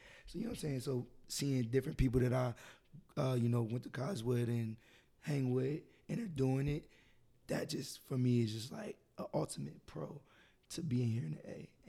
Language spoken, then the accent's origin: English; New Jersey, United States; moved away as an adult; I'm from New Jersey, born and raised